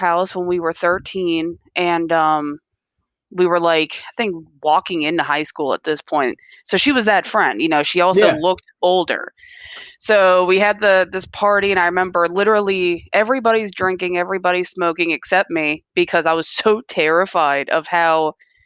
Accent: Columbia, Maryland, United States; From Columbia, right here in Maryland

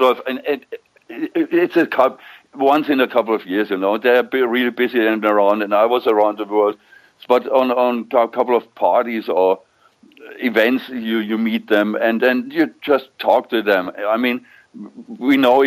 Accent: near Nuremberg, Bavaria, Germany; English is a second language; moved away as an adult; also born or lived in Solingen; now in Hanover, Germany; my hometown next to Nuremberg

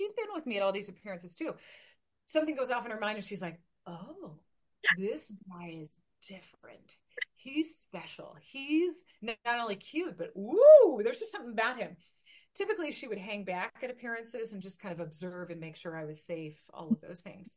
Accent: Portland, Oregon, United States; now in Klamath Falls, United States; my hometown base, at the Portland Air Guard base in Portland, Oregon

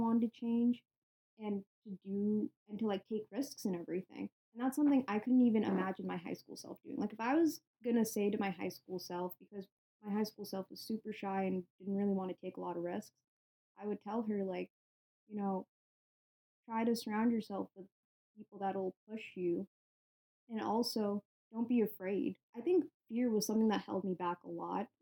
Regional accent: United States; I'm Indian American

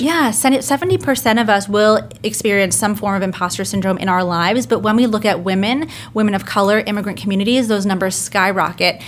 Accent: New Jersey, United States; moved away as an adult; also born or lived in London, United Kingdom; now in Brooklyn, United States; I was born in London, grew up in New Jersey, and now I reside in Brooklyn

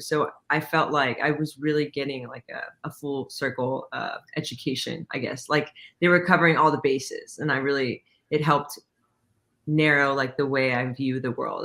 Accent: Coppell, Texas, United States; born or raised there; also born or lived in Irving, Texas / Dallas, Texas

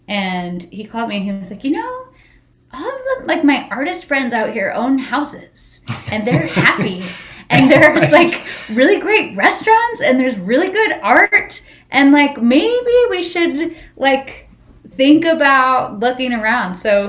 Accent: Northern California, United States; moved away as an adult; now in Las Vegas, United States; We're both from Northern California.

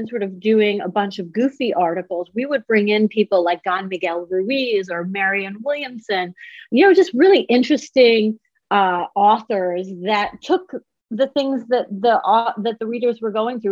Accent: Tehran, Tehran Province, Iran; now in United States; I was born in Tehran

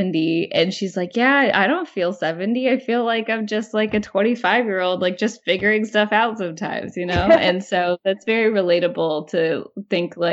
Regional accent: Ross, Ohio, United States; moved away as an adult; now in New York City, United States; growing up in Ross, Ohio

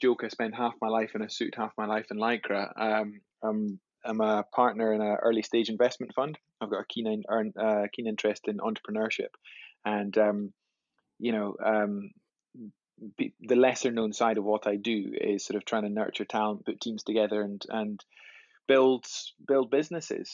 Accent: Scotland, United Kingdom; growing up in Scotland

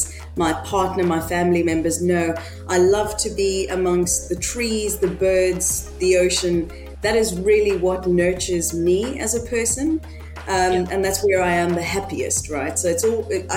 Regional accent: Johannesburg, Gauteng, South Africa; moved away as an adult; now in United Kingdom; I'm originally from Johannesburg. So that's a beautiful, busy and vibrant city in South Africa. That is honestly and truly where my heart lives. I spent most of my childhood and my adult life in Johannesburg

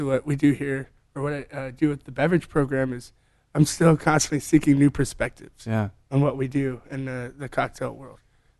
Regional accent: Atlanta, Georgia, United States; moved away as an adult; also born or lived in Charlotte, North Carolina / Ohio / California / Spain; Born and raised in Atlanta, downtown. Did all my schooling there, then moved to Charlotte, North Carolina.

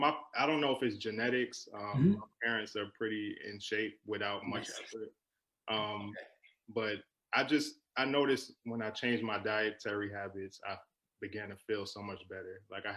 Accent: New York City, New York, United States; now in Atlanta, United States; So I grew up between Queens and Brooklyn, New York.

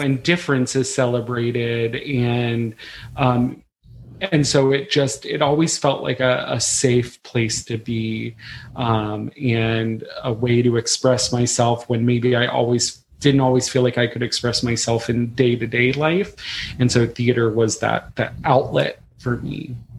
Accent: Frederick, Maryland, United States; I'm originally from Frederick, Maryland

